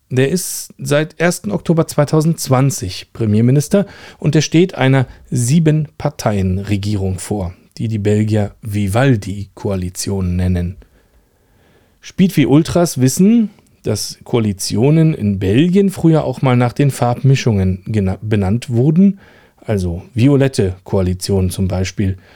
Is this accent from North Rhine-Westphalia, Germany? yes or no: no; Rüdersdorf, Brandenburg, Germany; born there; Der heutige Super Superlativ, der kommt aus meinem Geburtsort Rüdersdorf.